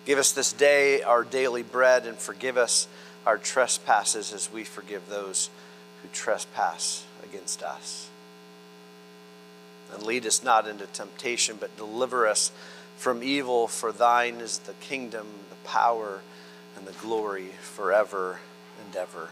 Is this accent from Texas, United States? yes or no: no; Florida, United States; We're from Florida